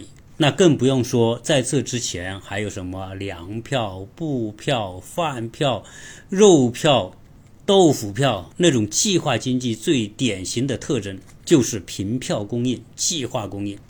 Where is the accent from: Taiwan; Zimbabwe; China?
China; southern China; moved away as an adult; also born or lived in Changchun; 我本身是出生在南方。然后我要去吉林大学读书，